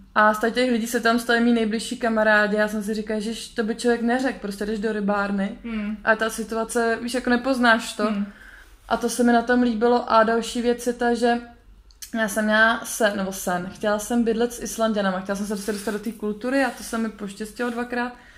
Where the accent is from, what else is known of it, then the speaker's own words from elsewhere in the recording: Czechia; now in Iceland; jsem byla Češka